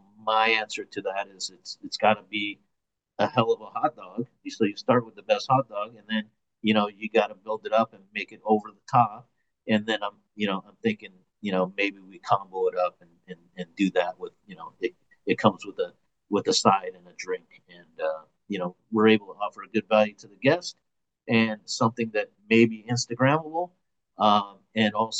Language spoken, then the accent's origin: English; San Jose, California, United States; now in Los Angeles, United States; I'm from San Jose, Bay Area, originally